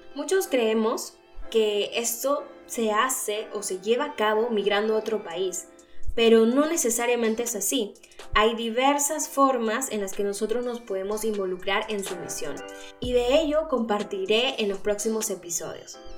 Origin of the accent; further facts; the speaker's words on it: Peru; moved away as an adult; now in Germany; Soy peruana y desde hace ya cinco años resido en Alemania.